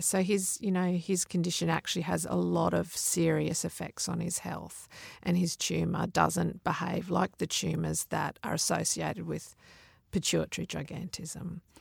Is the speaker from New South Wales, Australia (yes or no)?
no; Mount Isa, Queensland, Australia; I grew up in Mount Isa, out in the desert